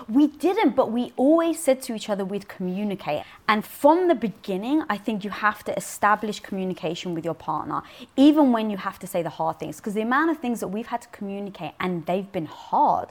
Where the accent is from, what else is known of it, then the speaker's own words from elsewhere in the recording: London, United Kingdom; I was brought up in North London around a Greek and Turkish community